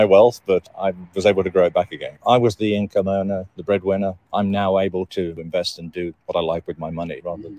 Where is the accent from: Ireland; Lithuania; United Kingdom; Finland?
United Kingdom; England; moved away; I'm from England.